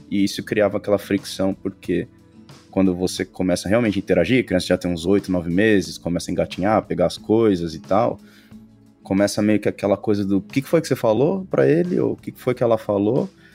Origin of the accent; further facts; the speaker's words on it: São Paulo, Brazil; moved away as an adult; also born or lived in Europe; a gente é do Brasil, São Paulo